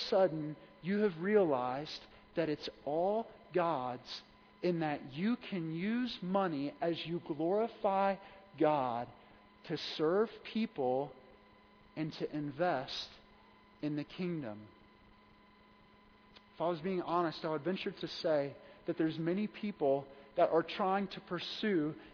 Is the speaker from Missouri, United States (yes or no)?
yes; Wentzville, Missouri, United States; I'm from Wentzville